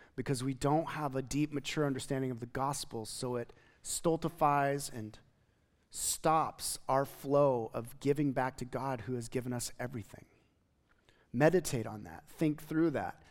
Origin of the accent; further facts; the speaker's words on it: United States; as an American Christian